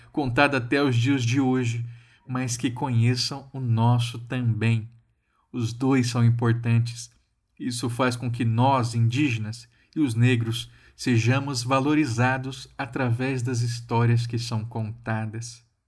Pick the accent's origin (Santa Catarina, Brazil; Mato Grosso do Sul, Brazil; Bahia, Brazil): Mato Grosso do Sul, Brazil; Na minha terra, Mato Grosso do Sul